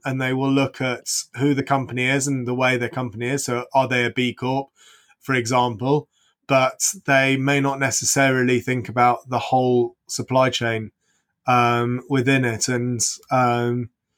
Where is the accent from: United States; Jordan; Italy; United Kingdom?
United Kingdom; England; as an Englishman